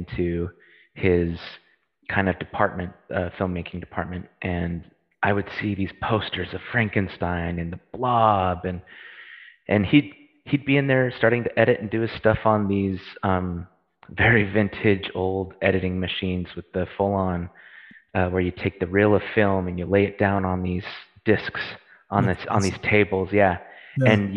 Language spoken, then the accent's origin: English; United States; moved away as an adult; now in Oxford, United Kingdom; I currently reside in England, in Oxford, and but I am American